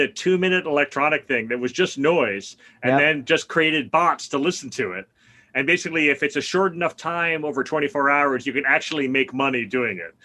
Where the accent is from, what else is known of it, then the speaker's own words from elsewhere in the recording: New York City, New York, United States; moved away as an adult; I grew up in Brooklyn. I basically left in 1987 when I went to college.